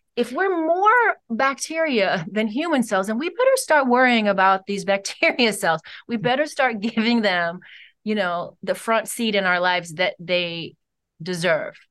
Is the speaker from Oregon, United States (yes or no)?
no; Cleveland, Ohio, United States; I'm from Cleveland, Ohio